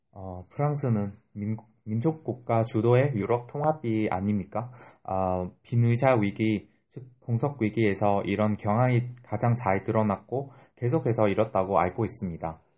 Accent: Vietnam; Korean is a second language; now in South Korea; 베트남에서 온

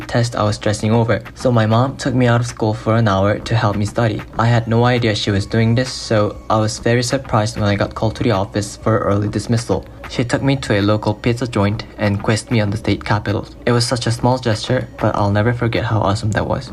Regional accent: South Korea; from Korea

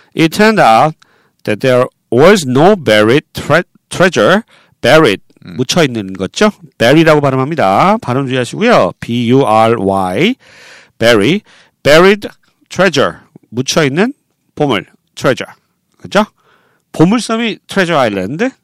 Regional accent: Seoul, South Korea; 저는 어, 서울 사람이에요.

